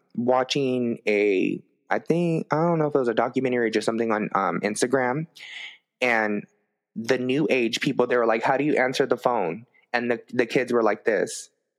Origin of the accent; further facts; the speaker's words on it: West Covina, California, United States; And I'm from West Covina.